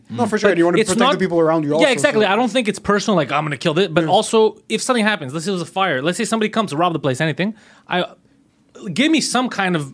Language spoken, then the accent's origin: English; Montreal, Quebec, Canada; I was born and raised in Montreal.